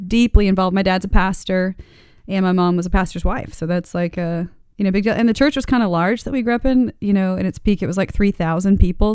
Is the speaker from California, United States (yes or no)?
no; Daytona Beach, Florida, United States; also born or lived in Texas / Dade City, Florida; ended up in Daytona Beach